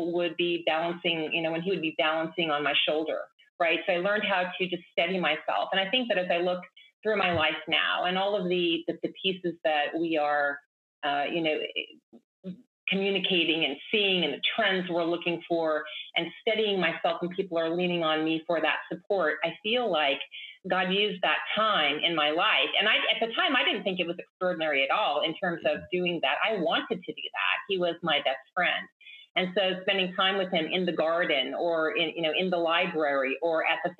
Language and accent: English; Baker City, Oregon, United States; I grew up in Baker City, Oregon